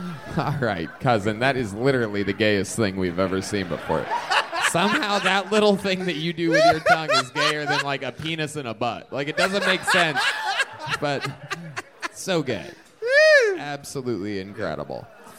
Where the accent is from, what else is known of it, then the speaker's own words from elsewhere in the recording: Round Rock, Texas, United States; I'm from Brown Hole, Texas, Tony. Love where I'm from.